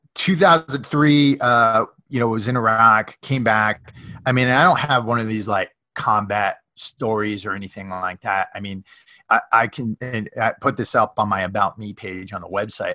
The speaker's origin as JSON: {"language": "English", "town": "Norwalk", "region": "Connecticut", "country": "United States", "tie": "born or raised there", "moved": "as an adult", "lives_now": "Southern California, United States", "said": "I'm from Connecticut originally, uh, hmm. Norwalk, Connecticut."}